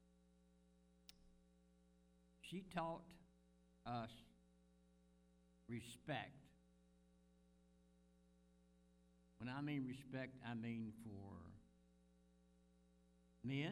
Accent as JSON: {"language": "English", "region": "Virginia", "country": "United States", "tie": "born or raised there", "said": "I was born in Virginia in 1937."}